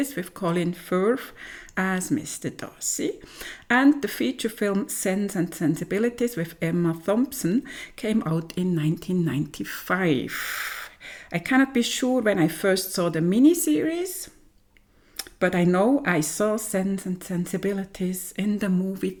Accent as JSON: {"language": "English", "area": "German-speaking part of Switzerland", "region": "German-speaking Switzerland", "country": "Switzerland", "said": "I come from the German-speaking part of Switzerland"}